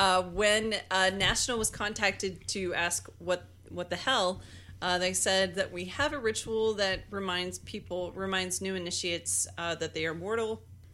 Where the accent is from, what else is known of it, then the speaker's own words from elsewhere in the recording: Weiser, Idaho, United States; in my hometown of Weezer, Idaho